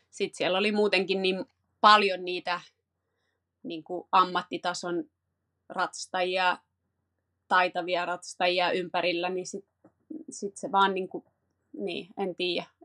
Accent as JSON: {"language": "Finnish", "town": "Paris", "region": "Île-de-France", "country": "France", "tie": "born there", "said": "No, mä oon syntynyt Pariisissa ja mulla on jotenkin aina ollut, kävin ala- ja yläasteen ranskalaisen koulun, niin Ranska on ollut silleen semmoinen niin kuin maa lähellä sydäntä."}